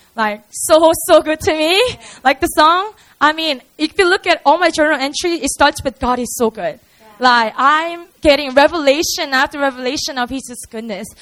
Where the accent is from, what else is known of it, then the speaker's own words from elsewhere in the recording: Busan, South Korea; English is a second language; We have three campuses all around the city of Seoul and also in Busan, which is my hometown